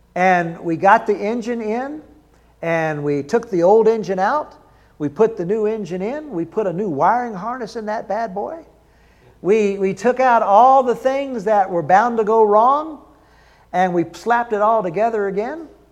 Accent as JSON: {"language": "English", "region": "the South", "country": "United States", "said": "I'm from the South"}